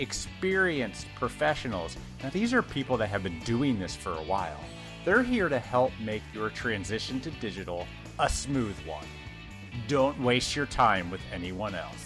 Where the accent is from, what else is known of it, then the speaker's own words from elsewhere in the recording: Indiana, United States; here in my home state of Indiana